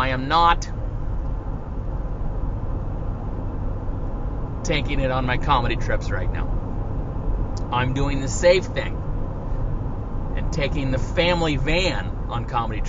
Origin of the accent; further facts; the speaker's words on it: South Bend, Washington, United States; also born or lived in Olympia, Washington; The first 11 years of my life, I lived in South Bend, Washington